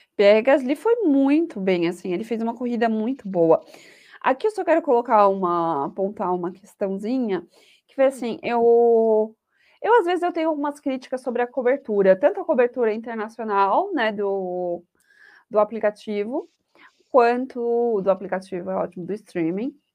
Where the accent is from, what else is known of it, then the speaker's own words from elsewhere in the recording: Brazil; eu sou aquele tipo de brasileira